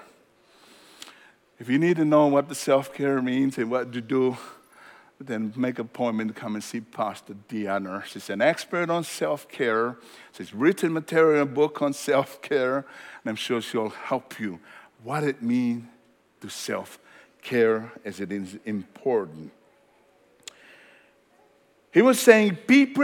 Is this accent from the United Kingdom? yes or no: no; Tonga; moved away; where I come from Tonga